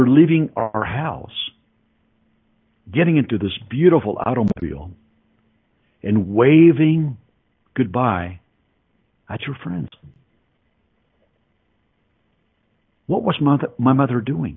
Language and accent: English; Mexico City, Mexico; moved away; I was born in Mexico City.